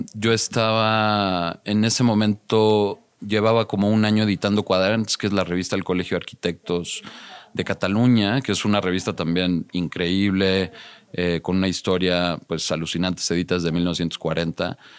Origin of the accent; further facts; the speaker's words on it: Mexico City, Mexico; also born or lived in United States; Crecí en la Ciudad de México. Viví un tiempo en Estados Unidos de muy joven, de, de, cinco años, de cinco a diez años, pero sí, siempre estudié y, me formé en la Ciudad de México.